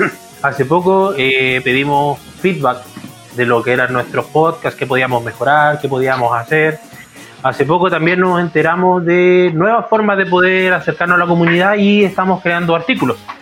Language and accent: Spanish; Iquique, Tarapacá, Chile; moved away as an adult; now in Santiago, Chile; yo soy de Iquique